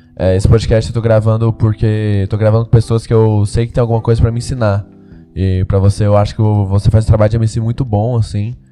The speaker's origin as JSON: {"language": "Portuguese", "town": "Goiânia", "region": "Goiás", "country": "Brazil", "moved": "as an adult", "lives_now": "São Paulo, Brazil", "said": "eu sou de Goiânia"}